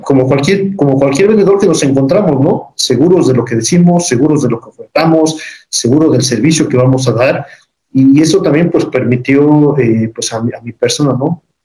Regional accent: Oriental, Puebla, Mexico; yo soy del municipio de Oriental

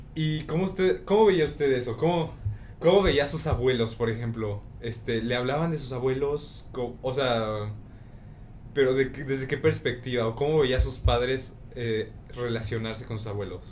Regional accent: Mexico; soy mexicano

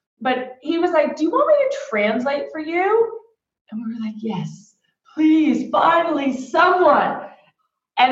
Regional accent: Texas, United States; also born or lived in Australia; We both speak Spanish, right? We grew up in Texas

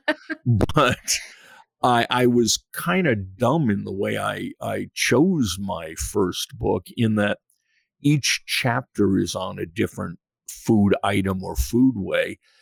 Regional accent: Western Massachusetts, United States; moved away as an adult; also born or lived in New York; I was born in New York, grew up in Western Massachusetts

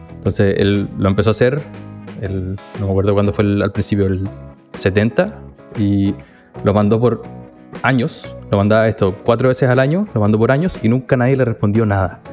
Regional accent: Chile; moved away

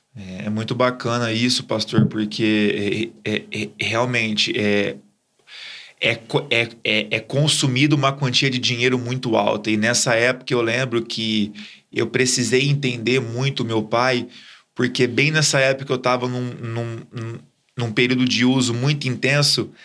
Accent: Ribeirão Preto, São Paulo, Brazil; eu sou de Ribeirão, é, nascido e criado ali mesmo.

